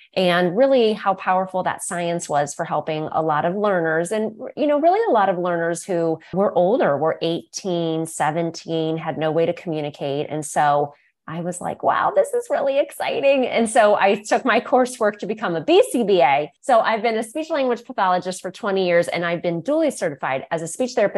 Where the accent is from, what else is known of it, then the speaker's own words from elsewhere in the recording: Northeast Ohio, United States; my private practice here in my hometown here in Northeast Ohio